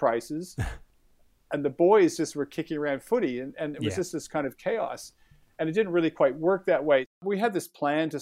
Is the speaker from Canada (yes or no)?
yes; Canada; moved away as an adult; also born or lived in United Kingdom; now in Australia; I come from Canada, and I grew up in a very male family